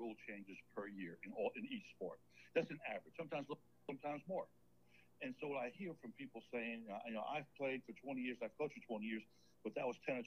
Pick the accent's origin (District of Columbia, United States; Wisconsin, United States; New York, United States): New York, United States; moved away as an adult; now in Enterprise, United States; I grew up in New York. I came down here with the military